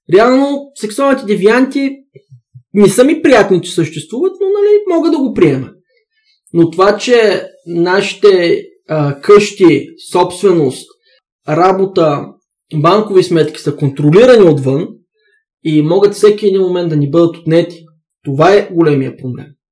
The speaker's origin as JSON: {"language": "Bulgarian", "country": "Bulgaria", "said": "аз съм българин, аз се идентифицирам като българин"}